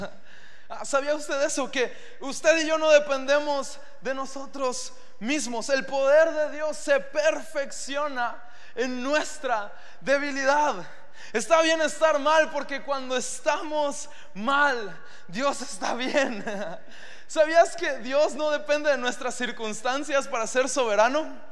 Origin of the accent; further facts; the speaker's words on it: Mexico; como buenos hombres mexicanos